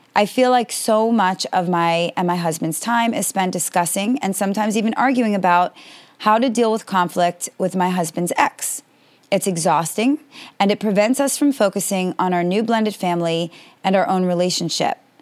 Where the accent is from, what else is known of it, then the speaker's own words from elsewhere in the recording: United States; I am American and based in America